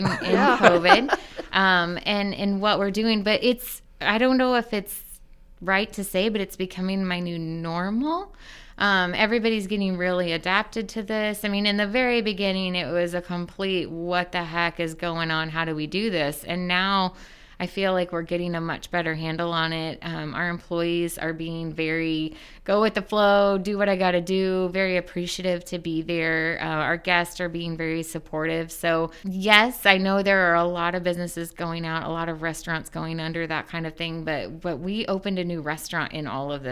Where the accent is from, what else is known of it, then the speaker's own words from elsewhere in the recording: Muncie, Indiana, United States; also born or lived in Selma, Indiana / Cowan, Indiana; I am born and raised in Muncie, Indiana